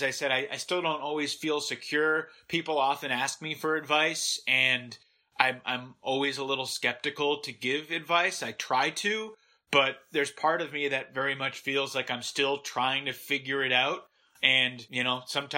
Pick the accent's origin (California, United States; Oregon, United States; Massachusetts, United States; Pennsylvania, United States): Massachusetts, United States; Growing up in Massachusetts